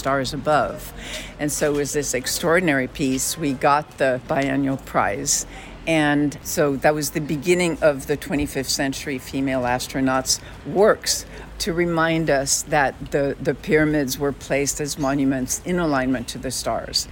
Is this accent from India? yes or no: no; Carthage, Tunis Governorate, Tunisia; now in Los Angeles, United States; my mother's Tunisian and I was raised in Tunisia